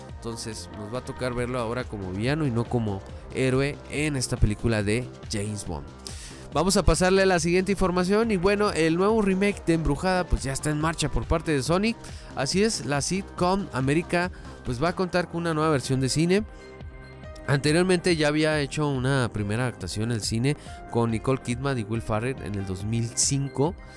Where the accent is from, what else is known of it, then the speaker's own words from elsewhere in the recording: Chihuahua, Mexico; yo soy de Chihuahua capital, ¿verdad? Pero no soy de Ciudad Juárez.